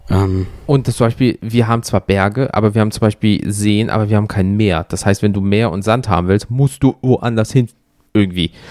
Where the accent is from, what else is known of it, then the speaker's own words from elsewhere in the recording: Germany; da sind da so drei fucking Deutsche in einem Auto